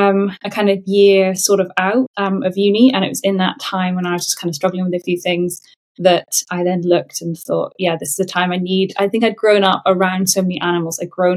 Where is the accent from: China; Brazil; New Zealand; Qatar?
Qatar; also born or lived in England, United Kingdom; So I was born in England, but my parents had met and lived in the Middle East in Qatar. So at 6 weeks old, I then went to Qatar with them.